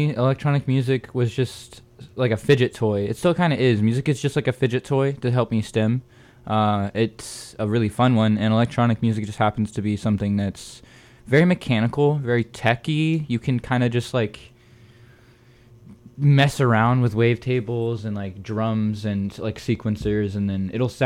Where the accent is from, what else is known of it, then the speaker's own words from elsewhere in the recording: northwest Florida, United States; I'm from Florida, the northwest region